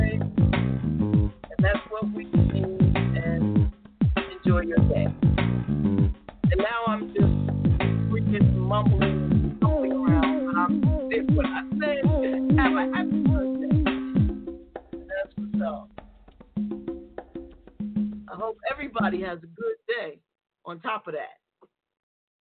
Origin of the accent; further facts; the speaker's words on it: New York City, New York, United States; I'm from the Bronx, so I grew up on playing spades